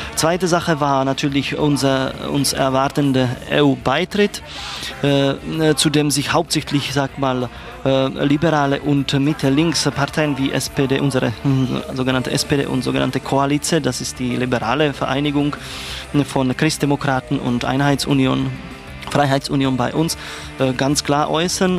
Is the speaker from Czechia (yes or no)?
yes; Czechia; German is a second language; now in Germany; als Tscheche